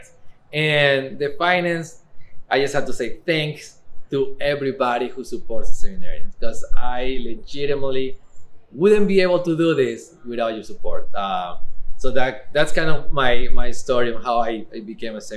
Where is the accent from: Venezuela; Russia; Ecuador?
Ecuador; English is a second language; now in Eugene, United States